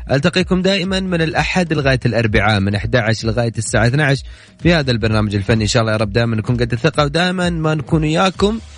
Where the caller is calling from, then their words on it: Mecca, Makkah Province, Saudi Arabia; من مكة